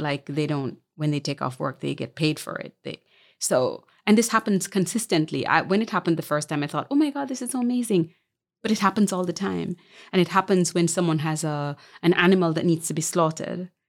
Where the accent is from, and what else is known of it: Jamaica; born or raised there; moved away as an adult; also born or lived in Montego Bay, Jamaica / Kingston, Jamaica / New York, United States